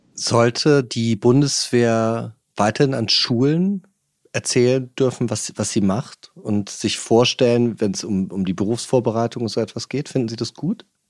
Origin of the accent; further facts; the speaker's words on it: Germany; wir als Deutsche